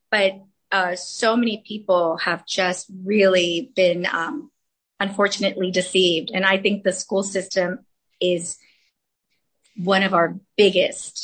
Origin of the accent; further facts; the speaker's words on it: Los Angeles, California, United States; first language Spanish; English is a second language; I grew up in the San Fernando Valley, Arleta, Pacoima area. I went to San Fernando High School and learned Spanish as my first language